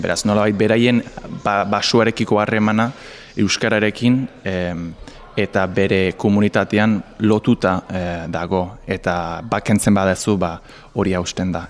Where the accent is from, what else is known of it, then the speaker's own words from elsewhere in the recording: England, United Kingdom; moved away; ni Inglaterrakoa naiz